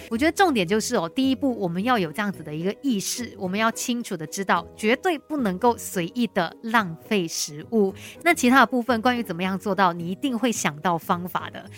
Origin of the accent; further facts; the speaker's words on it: Malaysia; 我们马来西亚人